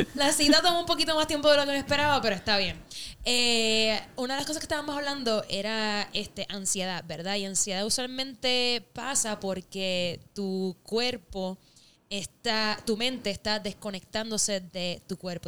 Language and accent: Spanish; Puerto Rico; moved away as an adult; now in Los Angeles, United States; Soy, soy parte de la, de la diáspora borinqueña, eh, deseando siempre estar en la isla